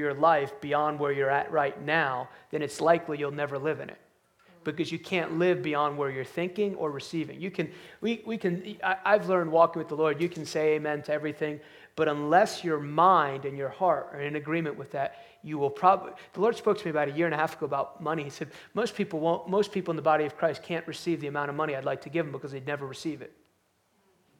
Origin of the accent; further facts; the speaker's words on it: outside New York City, United States; I grew up outside New York City